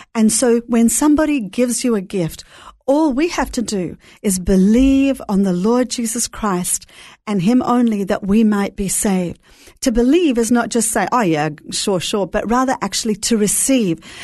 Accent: Brisbane, Queensland, Australia; also born or lived in Jerusalem / Melbourne; now in Sydney, Australia; I grew up in Brisbane

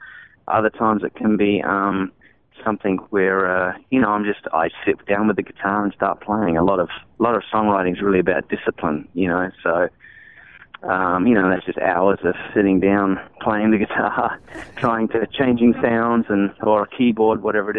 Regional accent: Australia; I think growing up in Aussie as a kid, you know, your first allegiance was to Aussie bands.

